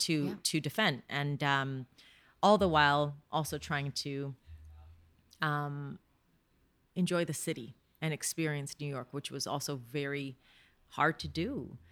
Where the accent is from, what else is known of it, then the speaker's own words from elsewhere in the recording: Canada; It was hard being Canadian.